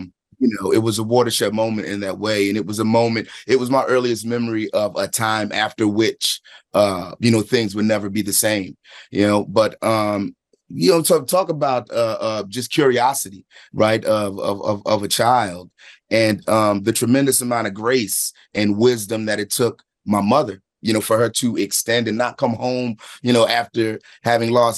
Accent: Philadelphia, Pennsylvania, United States; I'm from Philadelphia, from a specific place in time there

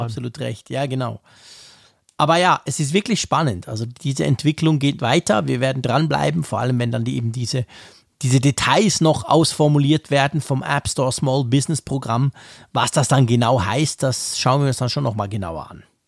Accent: Switzerland; hier bei uns in der Schweiz

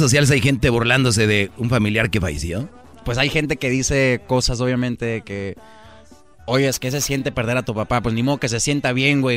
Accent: Tucson, Arizona, United States; de allá de donde soy yo, Tucson, Arizona

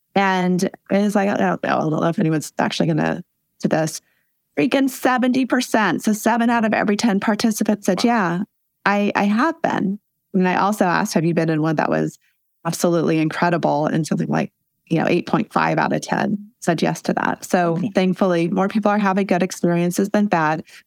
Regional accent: Western Nebraska, United States; I grew up in Western Nebraska in a double wide trailer on a trailer park

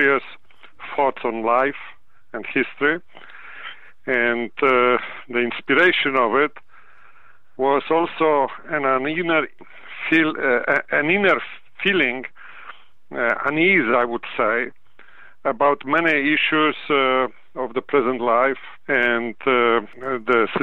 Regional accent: Poland; now in United States; I am originally from Poland, and my parents took part in that war

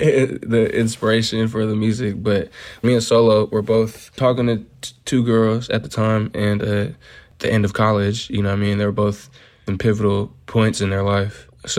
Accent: Union City, California, United States; I'm from Union City.

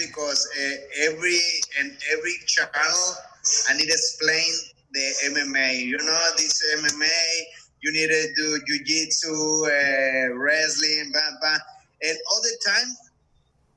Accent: Mexico; the first Mexican born and training in Mexico to get in the UFC

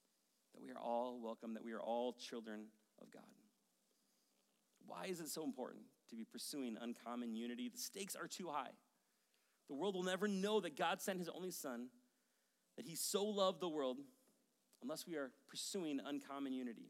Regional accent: Maple Grove, Minnesota, United States; moved away as an adult; also born or lived in Rogers, Minnesota / White Bear Lake, Minnesota / Denver, Colorado / Madison, Wisconsin; I grew up in Maple Grove

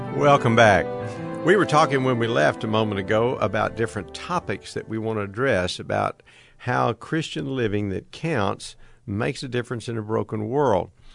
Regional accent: United States; my frame of reference is being an American

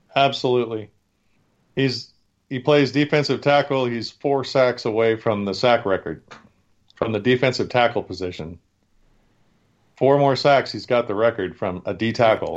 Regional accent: Oregon, United States; I'm from Oregon. I'm a University of Oregon guy.

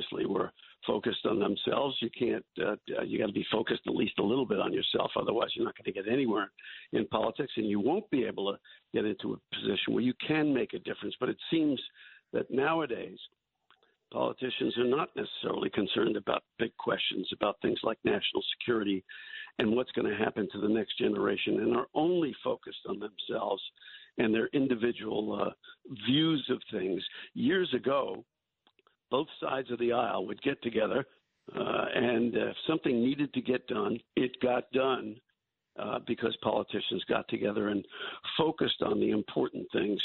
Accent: New York City, New York, United States; When you and I were growing up in New York City

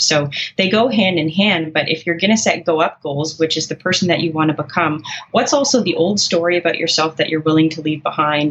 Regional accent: Canada; I'm a Canadian, I use kilometers.

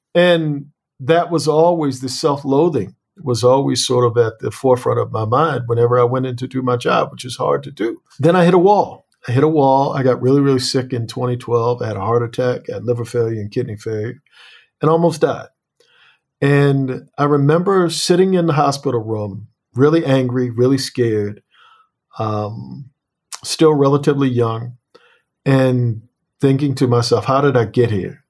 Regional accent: Annapolis, Maryland, United States

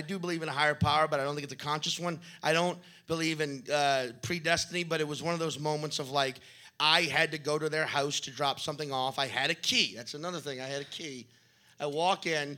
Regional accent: New Orleans, Louisiana, United States; moved away; the town I'm from. People know I'm from New Orleans.

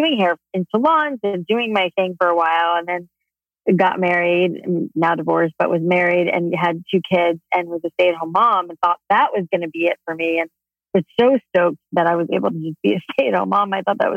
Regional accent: South Florida, United States; I grew up in South Florida

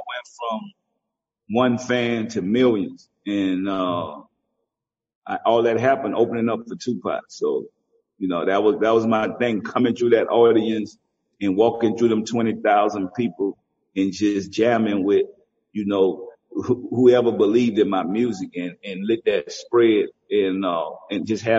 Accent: the South, United States; You know, I'm from the South.

